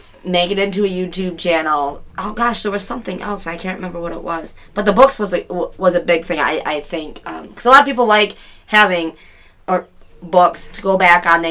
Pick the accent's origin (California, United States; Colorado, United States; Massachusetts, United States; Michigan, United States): Michigan, United States; Hastings; I was born and raised in Hastings